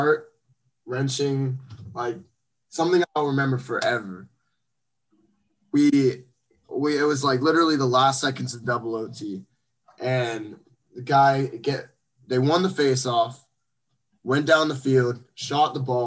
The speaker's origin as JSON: {"language": "English", "town": "Fort Myers", "region": "Florida", "country": "United States", "said": "I'm from Fort Myers"}